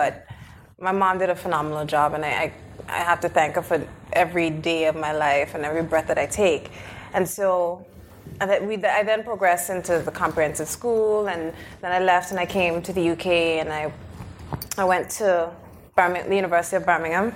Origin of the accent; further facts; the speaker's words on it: Anguilla; now in United Kingdom; I was raised on the British Overseas island of Anguilla